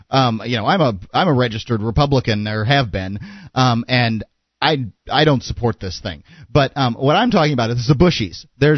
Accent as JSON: {"language": "English", "country": "United States", "said": "I'm an American"}